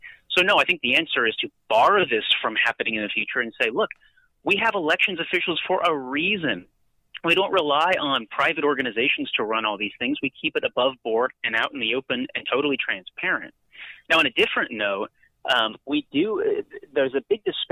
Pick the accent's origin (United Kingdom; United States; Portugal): United States; California; California, my home state